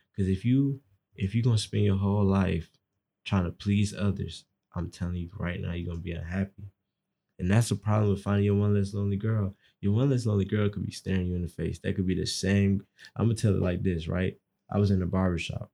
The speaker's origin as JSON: {"language": "English", "town": "Atlanta", "region": "Georgia", "country": "United States", "said": "I kinda use a lot of Atlanta terms 'cause I'm from Atlanta."}